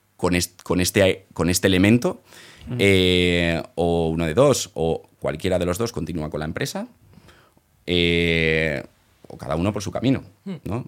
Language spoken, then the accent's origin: Spanish; Valencia, Valencian Community, Spain; valenciano, eh, nací allí